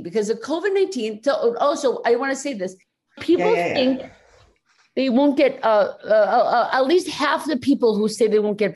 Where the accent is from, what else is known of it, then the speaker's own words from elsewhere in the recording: United States; as American Catholics